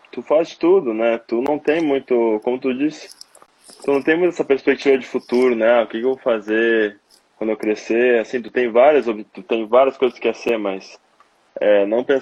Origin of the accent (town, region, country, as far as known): Porto Alegre, Rio Grande do Sul, Brazil; born or raised there